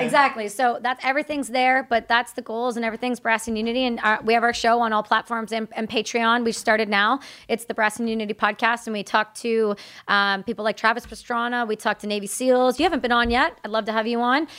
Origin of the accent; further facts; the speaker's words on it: Canada; I'm Canadian